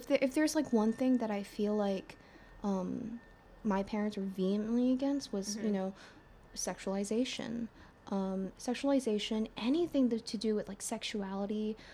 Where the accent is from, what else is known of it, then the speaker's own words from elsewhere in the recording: United States; also born or lived in China; growing up in America